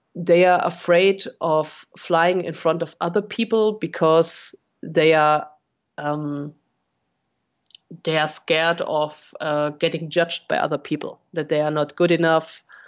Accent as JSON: {"language": "English", "town": "Munich", "region": "Bavaria", "country": "Germany", "also_born_or_lived": "Cologne area, Germany", "moved": "yes", "lives_now": "Cologne, Germany", "said": "Originally, I come from Munich"}